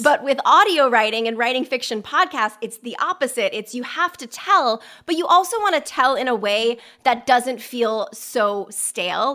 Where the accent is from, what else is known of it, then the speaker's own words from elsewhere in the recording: Westport, Connecticut, United States; my hometown of Westport, Connecticut